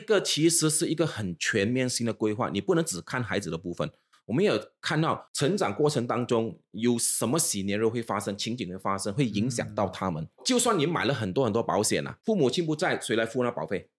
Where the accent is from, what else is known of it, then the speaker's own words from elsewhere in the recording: Ipoh, Perak, Malaysia; now in Singapore; 毕竟我是来自医保，你应该知道 嗯。我一从怡保来新加坡之后就基本上没有回去了，三十年了